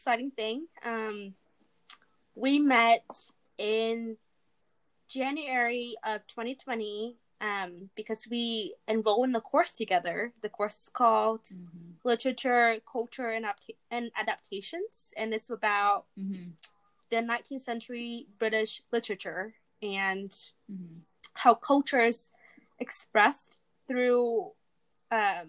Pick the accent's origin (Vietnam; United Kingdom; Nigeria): Vietnam; now in Fort Worth, United States; I'm from Vietnam. I am an international student here at Texas Christian University